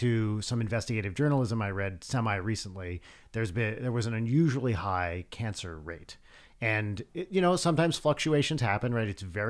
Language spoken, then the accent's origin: English; Pompton Lakes, New Jersey, United States; So in my town, Pompton Lakes, apparently this, what I'm about to say might be legally actionable, although I hope not.